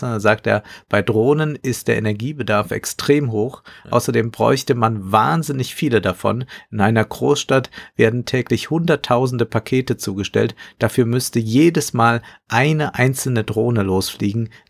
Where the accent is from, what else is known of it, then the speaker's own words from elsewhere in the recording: Amsterdam, North Holland, Netherlands; aber nehmen wir meine Heimatstadt Amsterdam